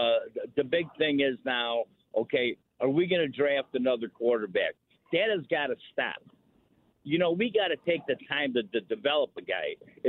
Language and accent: English; Chicago, Illinois, United States; now in Kansas City, United States; No, I'm from Chicago. I live here, but I go back quite a bit. I visit Chicago